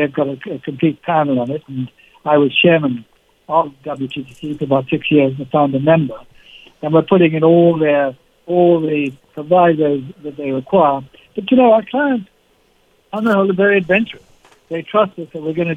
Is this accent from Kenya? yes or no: yes; Kenya; I'm a Kenyan. I was born, brought up, went to school there.